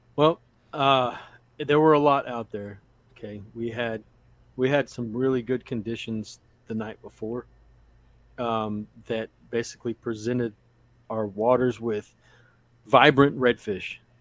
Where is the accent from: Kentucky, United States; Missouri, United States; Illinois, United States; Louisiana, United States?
Louisiana, United States; also born or lived in Odessa, Texas; now in Texas, United States; I was born in Louisiana. Louisiana is my home.